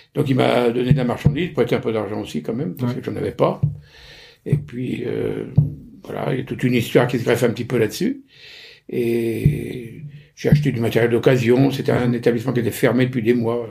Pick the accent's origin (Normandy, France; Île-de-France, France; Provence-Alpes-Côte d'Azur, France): Normandy, France; je suis normand, euh, j'ai fait mes études euh, en Normandie, pont de Mer, Bernay